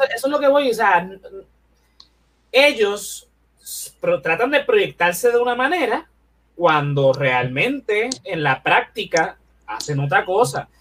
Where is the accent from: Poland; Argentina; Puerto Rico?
Puerto Rico